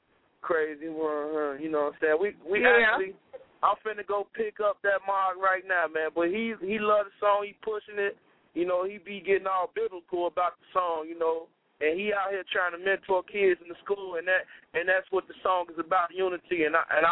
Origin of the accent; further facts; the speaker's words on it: Chicago, Illinois, United States; I'm from Chicago, born and raised, Inglewood. 70th and Dame